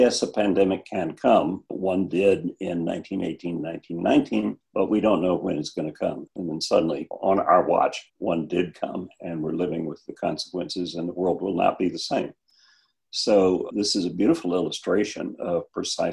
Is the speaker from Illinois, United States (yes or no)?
no; Cotulla, Texas, United States; moved away; my hometown in Texas, which is Cotulla, about halfway between Laredo and San Antonio